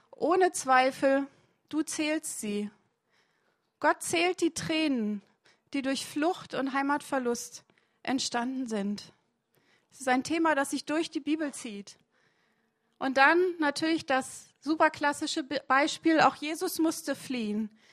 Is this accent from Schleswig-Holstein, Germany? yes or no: yes; Flensburg, Schleswig-Holstein, Germany; moved away as an adult; also born or lived in Bavaria; ich komme aus, ganz aus dem Norden in Deutschland, aus Flensburg